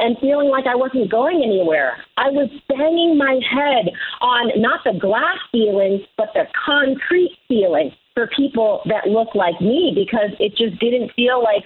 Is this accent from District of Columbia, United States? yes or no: yes; Washington, District of Columbia, United States; also born or lived in Silicon Valley, California / India; now in Taos, United States; I grew up in Washington, D.C., also known as the Chocolate City